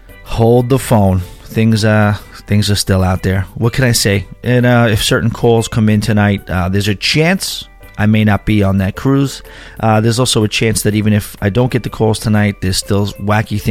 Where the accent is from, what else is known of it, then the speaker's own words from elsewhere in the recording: Long Island, New York, United States; Growing up in Long Island, you know, it's interesting. It's an island